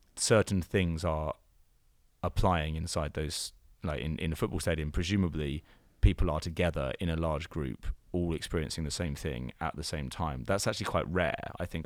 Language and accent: English; United Kingdom; accent: British; I have a very British intonation, I think, and I mean also the other thing I I could just I can't do an American accent.